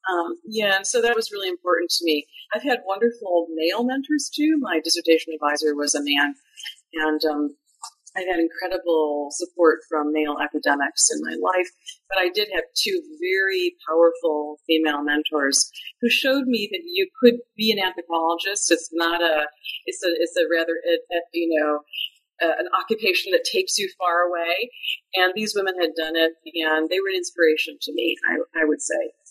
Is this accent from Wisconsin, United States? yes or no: yes; Madison, Wisconsin, United States; moved away as an adult; also born or lived in California; Yes, I'm from the Midwest. I grew up in Madison, Wisconsin